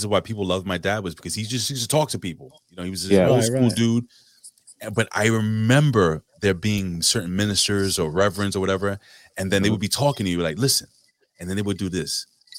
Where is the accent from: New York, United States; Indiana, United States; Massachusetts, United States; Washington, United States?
New York, United States; I'm a New Yorker, right?